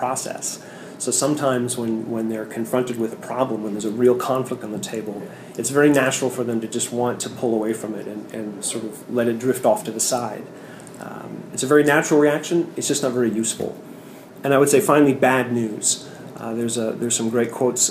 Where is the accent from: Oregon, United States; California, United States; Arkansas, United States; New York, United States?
California, United States; San Francisco; I'm from San Francisco